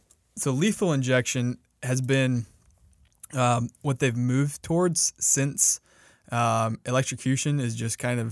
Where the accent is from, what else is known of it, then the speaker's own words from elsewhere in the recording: South Carolina, United States; So we're both from South Carolina.